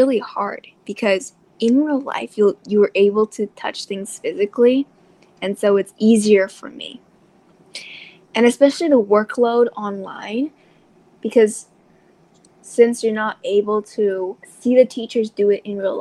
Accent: Thailand; I am from Thailand

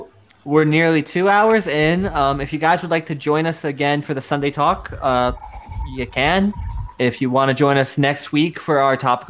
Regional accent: New York, United States; now in Florida, United States; That I'm not just saying I'm from New York. You guys can actually vouch I'm from New York.

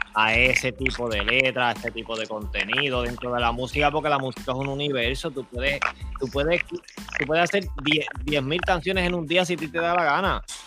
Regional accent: Puerto Rico; moved away as an adult; now in United States; Somos de Puerto Rico y ahora mismo estamos en los Estados Unidos

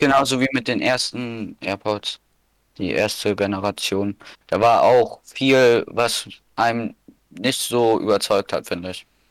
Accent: Schleswig-Holstein, Germany; hier bei uns in Schleswig-Holstein

